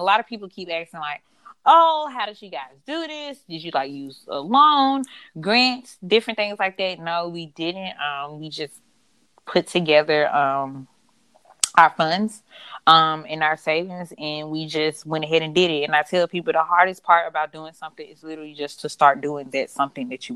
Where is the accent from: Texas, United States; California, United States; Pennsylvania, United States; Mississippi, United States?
Mississippi, United States; Utica; moved away as an adult; now in New Jersey, United States; We were born and raised in Mississippi, and we have lived in Utica majority of our life. I only moved here after, you know, graduation.